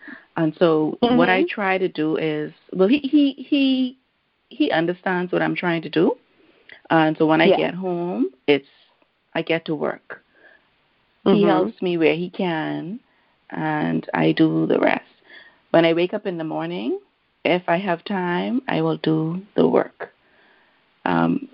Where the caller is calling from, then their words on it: Bahamas; I am calling in from the Bahamas.